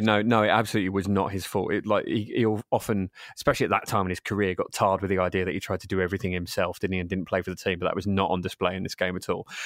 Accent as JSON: {"language": "English", "region": "England", "country": "United Kingdom", "said": "proud English"}